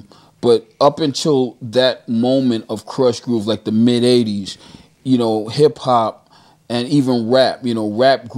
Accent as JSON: {"language": "English", "town": "Bronx", "region": "New York", "country": "United States", "tie": "born there", "also_born_or_lived": "Brooklyn", "said": "So I tell people officially I was born in the Bronx, but I was made in Brooklyn."}